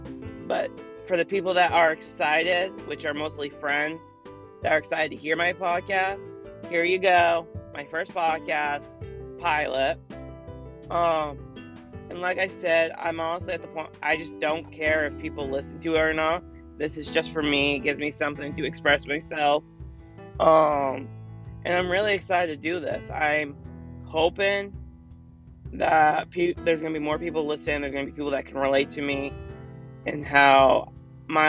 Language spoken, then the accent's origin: English; Maine, United States; I am from Maine, which is really cold right now